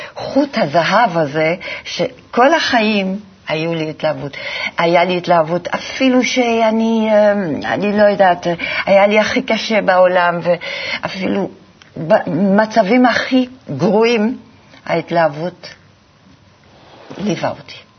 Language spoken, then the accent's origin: Hebrew; Antwerp, Flanders, Belgium; moved away; אני גדלתי בבלגיה